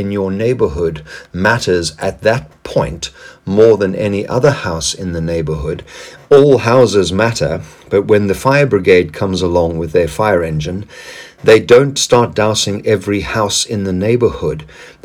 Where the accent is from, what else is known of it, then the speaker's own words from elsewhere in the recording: South Africa; moved away; my past as a South African, where I lived under the apartheid regime